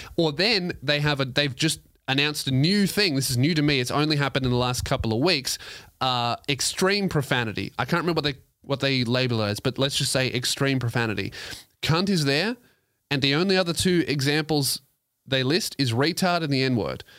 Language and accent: English; Australia; I'm Australian